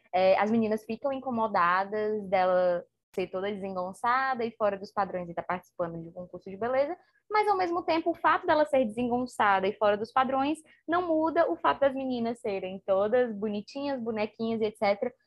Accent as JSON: {"language": "Portuguese", "region": "Ceará", "country": "Brazil", "said": "a gente aqui no Ceará tem muito um ditado de assim, ah, seja cabra macho"}